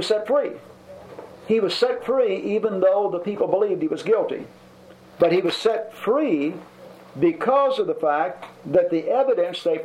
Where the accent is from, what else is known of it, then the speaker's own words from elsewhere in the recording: Louisville, Kentucky, United States; I am from Louisville, Kentucky